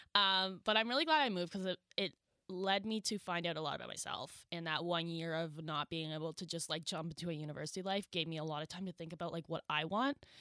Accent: New Brunswick, Canada; I am from Lowell, New Brunswick

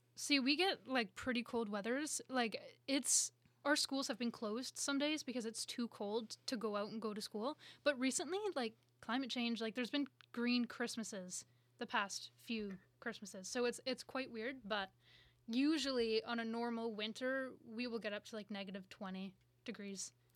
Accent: Collingwood, Ontario, Canada; now in Toronto, Canada; two hours north from Toronto in a town called Collingwood

